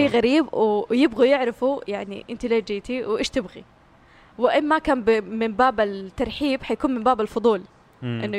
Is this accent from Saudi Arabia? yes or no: yes; Mecca, Makkah Province, Saudi Arabia; born there; انا مولوده في مكه بس احس روحي في الحسا